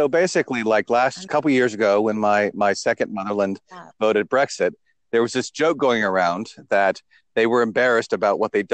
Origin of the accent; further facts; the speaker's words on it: New Jersey, United States; moved away as an adult; also born or lived in United Kingdom / Australia; I'm in New Jersey at the moment. I've been born and raised here, moved over there for 7 years, and Australia, and been back here for a couple of years